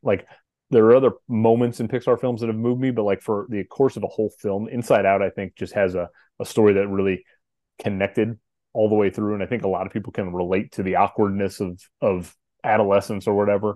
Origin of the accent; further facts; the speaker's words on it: St. Louis, Missouri, United States; St. Louis here in my hometown